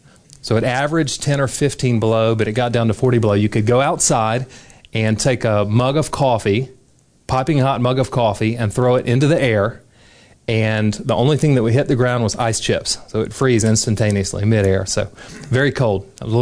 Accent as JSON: {"language": "English", "region": "Deep South", "country": "United States", "tie": "born or raised there", "said": "I grew up in the Deep South and stayed there and had never left the country."}